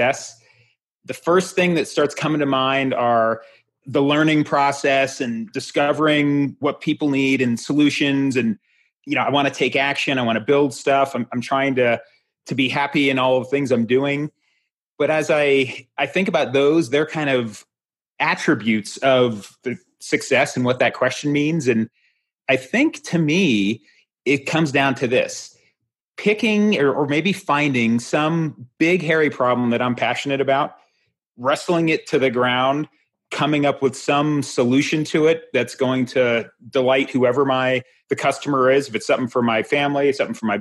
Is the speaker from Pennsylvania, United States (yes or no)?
no; Florida, United States; moved away; also born or lived in Hyannis, Massachusetts / Boulder, Colorado; I grew up in Florida. I was actually born in Hyannis, Massachusetts. But when I was 7, we moved down to Florida.